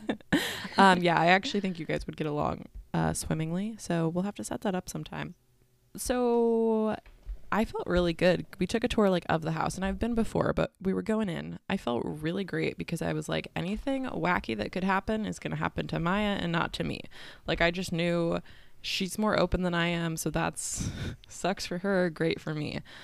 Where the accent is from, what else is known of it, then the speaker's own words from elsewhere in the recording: San Diego, California, United States; I'm from the San Diego